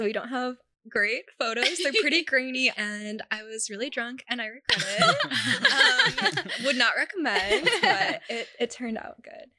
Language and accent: English; Los Angeles, California, United States; I'm from